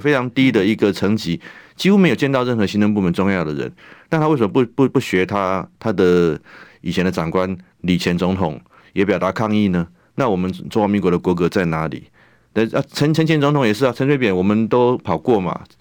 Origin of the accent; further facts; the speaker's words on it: Taiwan; 他一个美国人都可以帮我们台湾人想